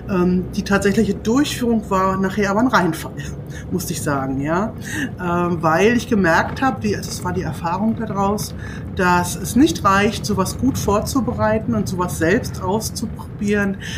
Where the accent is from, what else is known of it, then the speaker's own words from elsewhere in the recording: Brandenburg, Germany; also born or lived in Berlin; Ich komme ja ursprünglich aus Berlin und habe dort, beziehungsweise aus Brandenburg